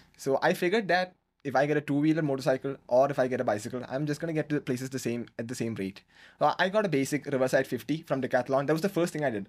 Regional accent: Kerala, India; born or raised there; moved away as an adult; now in Bangalore, India

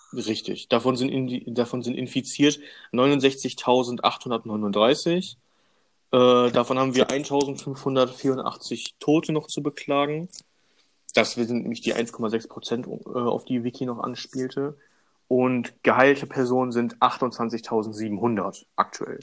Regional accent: Germany; bei uns in Deutschland

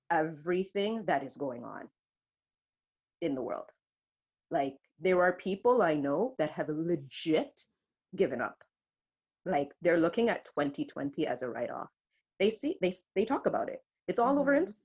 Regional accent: Canada; we're so Canadian

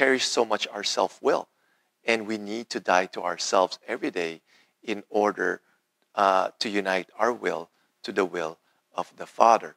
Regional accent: Philippines; When I was growing up in the Philippines

